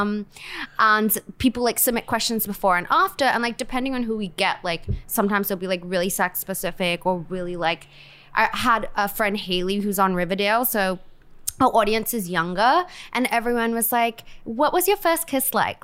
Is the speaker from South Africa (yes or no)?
no; Perth, Western Australia, Australia; moved away; I'm from Australia.